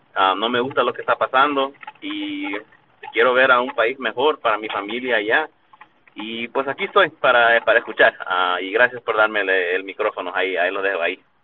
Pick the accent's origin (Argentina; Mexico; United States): United States; also born or lived in El Salvador; Soy nacido acá en los Estados Unidos, pero mis abuelos son de ese país